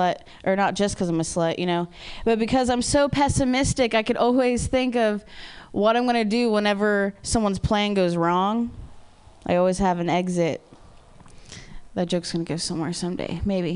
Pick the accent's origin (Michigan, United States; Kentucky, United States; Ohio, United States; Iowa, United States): Ohio, United States; I'm from Ohio